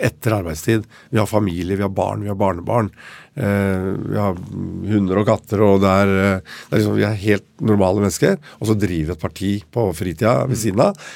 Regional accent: Oslo, Norway; Vi vokste opp her i Oslo til jeg var åtte år

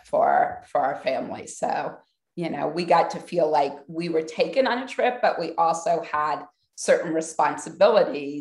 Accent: Columbus, Ohio, United States; I grew up in Columbus, Ohio.

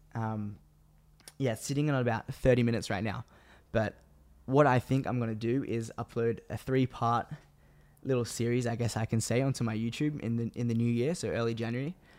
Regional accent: Australia; also born or lived in Sydney, Australia; I am from Australia

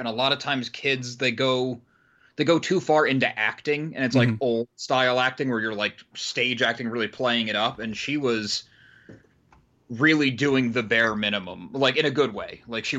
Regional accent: the North, United States; I mean, maybe just because I'm from the North.

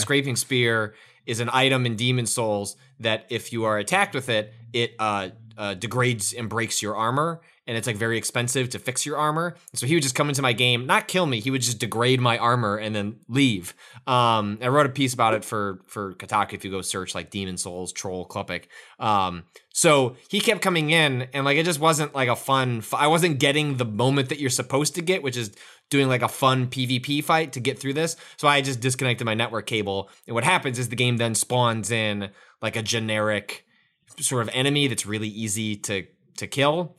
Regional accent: Palatine, Illinois, United States; I'm from Palatine

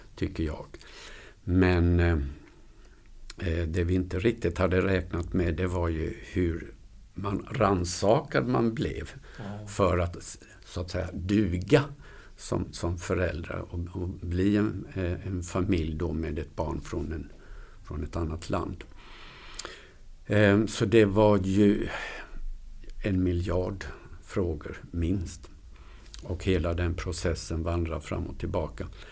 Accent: Huskvarna, Jönköping County, Sweden; also born or lived in Luleå; now in Borås, Sweden; född och uppvuxen i Huskvarna

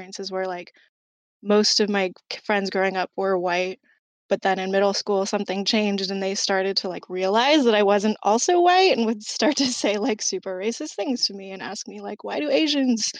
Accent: San Diego, California, United States; moved away as an adult; now in Seattle, United States; I grew up in San Diego, currently live in Seattle now

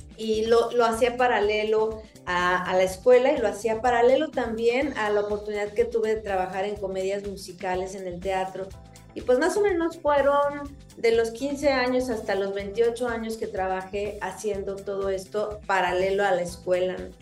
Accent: Mexico; soy mexicana, tengo 54 años

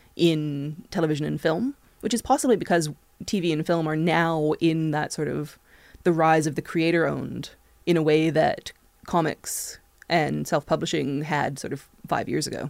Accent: Canada; also born or lived in England

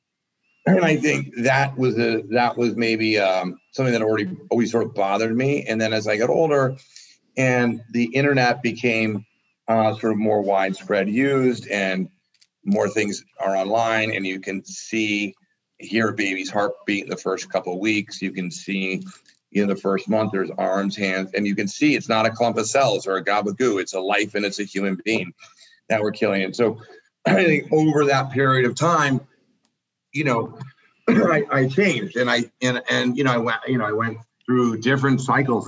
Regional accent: Northeast, United States; I grew up in the Northeast

